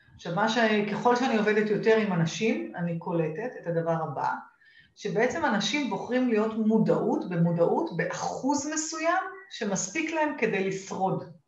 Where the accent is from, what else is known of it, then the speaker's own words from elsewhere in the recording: Israel; accent: Israeli, half Australian; והאנגלית שלי היא אנגלית טובה, ועם אה, מבטא ישראלי